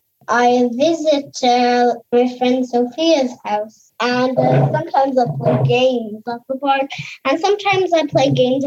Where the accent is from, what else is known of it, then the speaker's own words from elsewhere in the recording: Paris, Île-de-France, France; I'm … and I'm from France. My mummy is from Westford and my daddy is from Port. But we've been living in Paris since I was born.